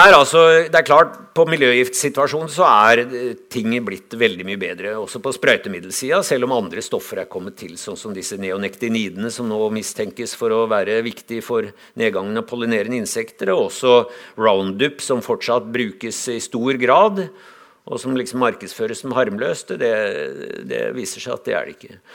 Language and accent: Norwegian; Lillehammer, Innlandet, Norway; Jeg kommer fra Lillehammer